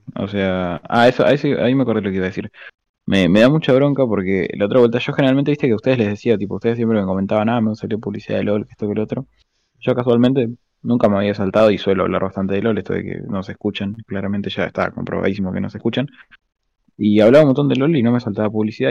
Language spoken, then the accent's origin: Spanish; Argentina; accent: argentino; yo soy argentino